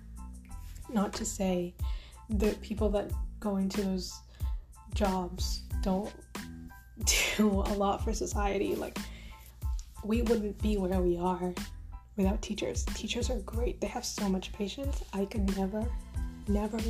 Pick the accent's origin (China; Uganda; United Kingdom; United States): Uganda; moved away as an adult; now in Canada; I grew up in Uganda, in Jinja. Well, technically Buikwe. I grew up in Bukaya.